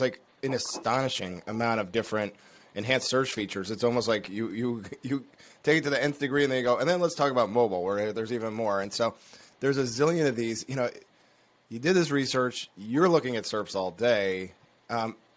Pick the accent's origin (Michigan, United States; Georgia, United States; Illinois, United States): Michigan, United States; Detroit; I grew up in Detroit